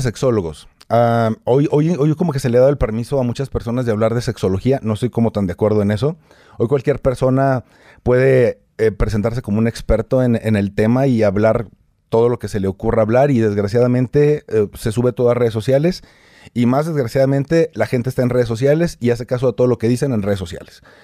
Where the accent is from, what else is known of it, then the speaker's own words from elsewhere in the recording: Torreón, Coahuila, Mexico; moved away as an adult; now in Mexico City, Mexico; Yo soy de Torreón, Coahuila. Hace 10 años me trajo acá un programa